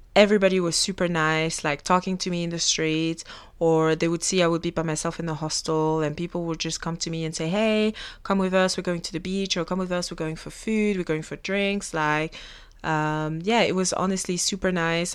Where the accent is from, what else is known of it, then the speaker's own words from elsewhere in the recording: Belgium; first language French; English is a second language; moved away as an adult; also born or lived in Africa; now in Australia; I was born in Africa and then we moved to Belgium. I was only three years old